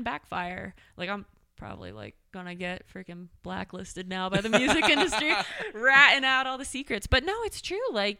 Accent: Douglasville, Pennsylvania, United States; I'm from Douglasville. We call it Douglas Tucky. I graduated from Boyertown.

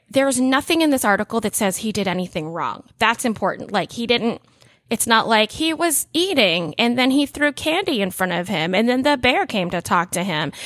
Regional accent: Orlando, Florida, United States; my hometown

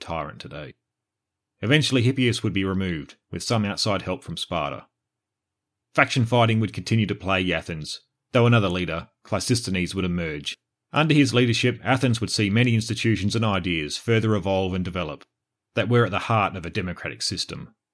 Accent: Australia; I'm Australian born and bred, with three generations behind me born and bred.

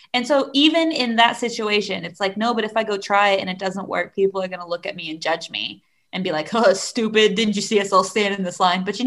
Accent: United States; now in Chile; I'm an American

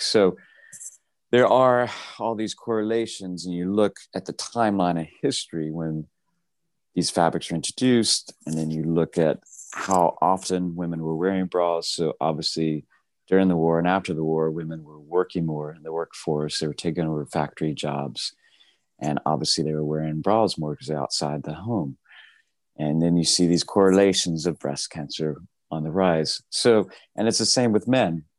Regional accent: Tennessee, United States; I grew up in Tennessee, horse farm.

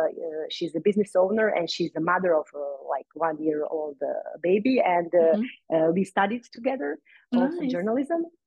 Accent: Croatia; in my island, in my hometown.

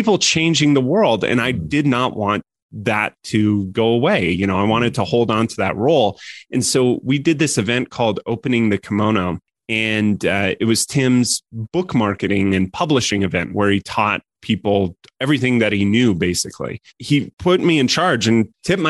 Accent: Colorado, United States; moved away as an adult; also born or lived in San Francisco; I grew up in Colorado

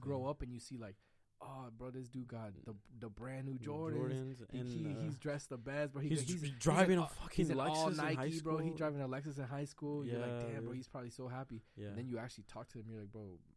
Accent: Las Vegas, Nevada, United States; I'm born and raised Vegas, so I'm Vegas style, bro. I've been here all my life.

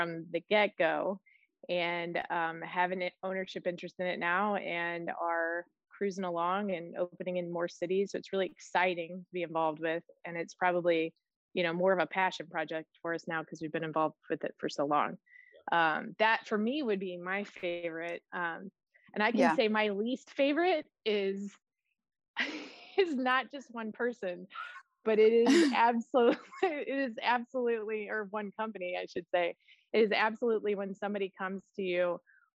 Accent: Midwest, United States; now in California, United States; I am from the Midwest and living here now

